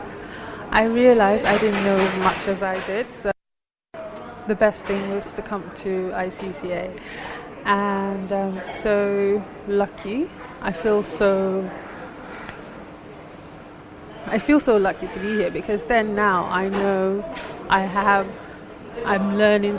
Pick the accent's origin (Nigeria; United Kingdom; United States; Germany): Nigeria; I'm Nigerian